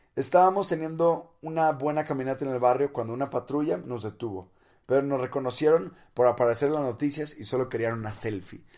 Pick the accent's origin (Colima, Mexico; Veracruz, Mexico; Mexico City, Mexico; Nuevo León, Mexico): Nuevo León, Mexico; Monterrey; no soy chilango, soy de Monterrey, del norte de México